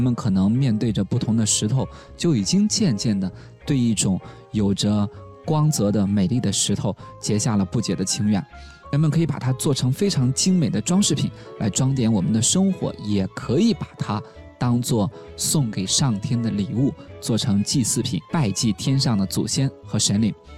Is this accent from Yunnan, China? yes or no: no; Shaanxi, China; 我的家乡陕西